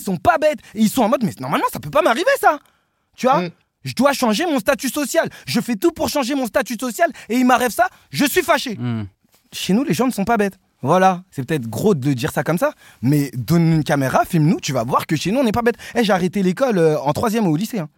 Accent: Sevran, Île-de-France, France; on vient de Sevran.

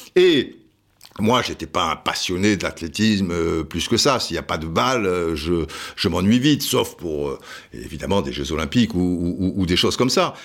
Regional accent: Cannes, Provence-Alpes-Côte d'Azur, France; also born or lived in Antibes; je suis de Cannes, en plus, j'ai été au lycée à Antibes

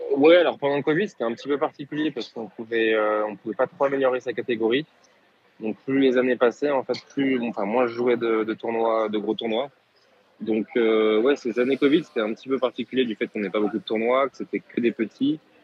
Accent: France; en tant que Français

